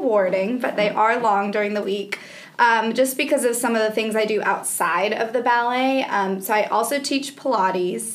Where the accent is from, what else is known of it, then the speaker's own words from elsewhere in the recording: Evanston, Illinois, United States; now in Birmingham, United States; I grew up in Evanston, which is just outside of Chicago